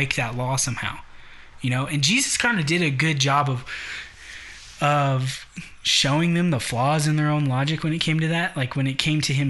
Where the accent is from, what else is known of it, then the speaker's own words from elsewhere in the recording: United States; I'm American